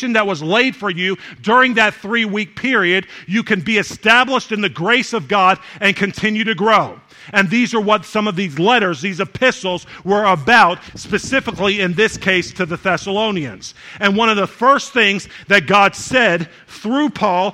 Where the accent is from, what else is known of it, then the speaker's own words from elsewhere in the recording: Jamaica; we're Jamaican